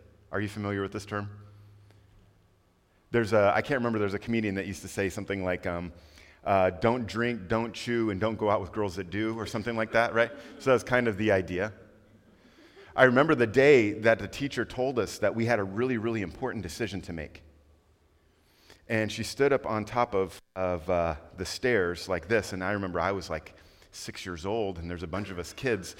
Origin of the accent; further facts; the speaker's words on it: Quito, Pichincha, Ecuador; also born or lived in Panama / Costa Rica; My parents were missionaries, and I grew up in Quito, Ecuador, South America. And we went there when I was 3 years old